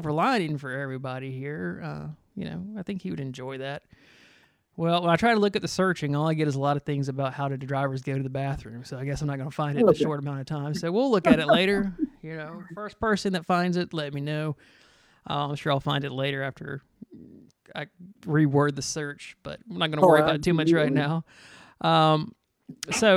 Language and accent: English; Griffin, Georgia, United States; I grew up in Griffin, Georgia, just south of Atlanta